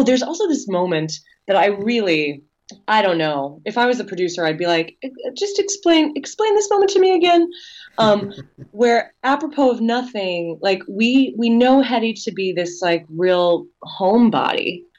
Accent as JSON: {"language": "English", "region": "New York", "country": "United States", "said": "And as a New Yorker, you know, it's exciting to see movies that take place in New York"}